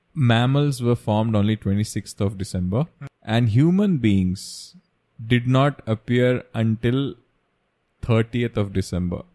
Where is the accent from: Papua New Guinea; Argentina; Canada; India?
India; Kerala; We are from Kerala and we celebrate Onam every year.